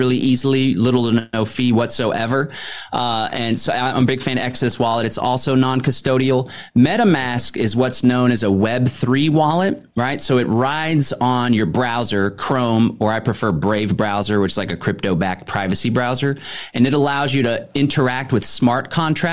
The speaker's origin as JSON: {"language": "English", "town": "Austin", "region": "Texas", "country": "United States", "tie": "born or raised there", "said": "I grew up in Austin, Texas"}